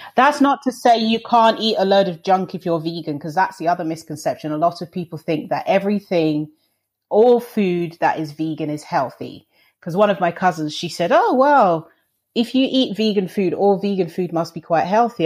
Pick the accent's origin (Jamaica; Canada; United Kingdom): United Kingdom; London; I'm from I was born and raised in London